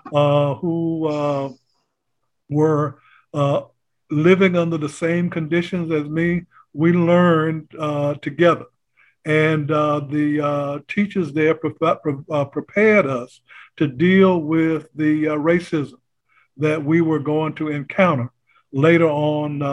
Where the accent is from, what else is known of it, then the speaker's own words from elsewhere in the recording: North Carolina, United States; also born or lived in Brooklyn, New York; When I got to school age, I was sent back to North Carolina